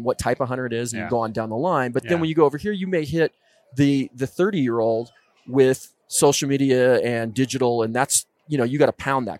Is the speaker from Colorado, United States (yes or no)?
yes; Colorado, United States; now in Oregon, United States; you know, we're out here in the West. I grew up in the West.